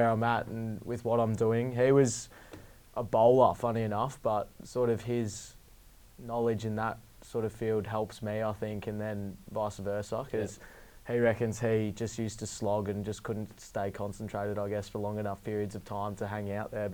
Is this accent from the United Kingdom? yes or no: no; Melbourne, Victoria, Australia; I grew up in Hampton, which is just a nice suburb in the southeast of Melbourne, and I've lived there all my life